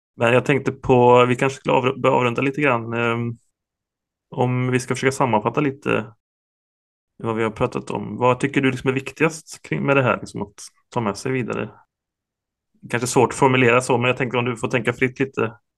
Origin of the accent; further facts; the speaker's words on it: Ulricehamn, Västra Götaland, Sweden; jag är, jag är från Ulricehamn